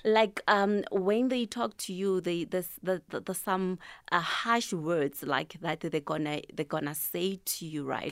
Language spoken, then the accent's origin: English; Tembisa, Gauteng, South Africa; I'm from Thembisa Kasilamakasi.